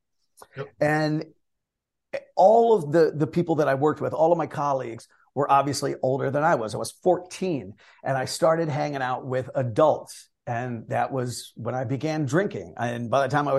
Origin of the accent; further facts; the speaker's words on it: Northeastern Ohio, United States; I born and raised in Northeastern Ohio